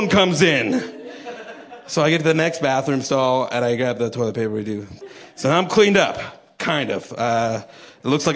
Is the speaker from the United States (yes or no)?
no; Canada